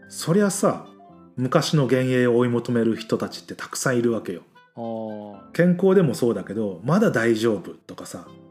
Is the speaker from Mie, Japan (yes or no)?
yes; Mie, Japan; 俺らだってさ、三重県出身じゃん